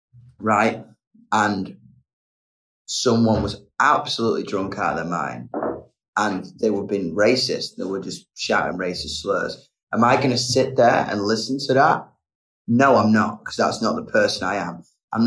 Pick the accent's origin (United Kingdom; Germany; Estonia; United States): United Kingdom; England; I love being English. I love the bite it gave me.